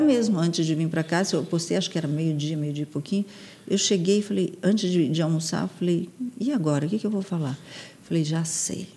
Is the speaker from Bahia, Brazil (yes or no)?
no; Santos, São Paulo, Brazil; eu nasci em São Paulo, fui criada em Santos